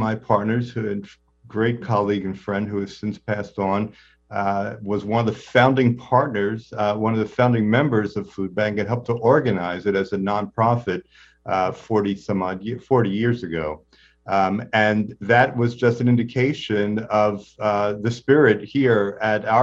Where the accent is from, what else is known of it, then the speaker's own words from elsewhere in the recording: New York City, New York, United States; I grew up in and around New York